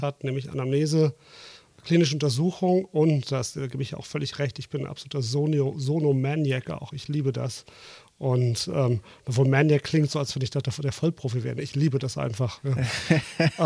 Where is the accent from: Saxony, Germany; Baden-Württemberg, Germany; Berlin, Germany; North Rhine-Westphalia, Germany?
North Rhine-Westphalia, Germany; Dortmund; moved away; also born or lived in Hesse; Ich bin ja Großstädter. Ich komme aus Dortmund. Mhm. Ab und zu hört man es vielleicht ein bisschen raus.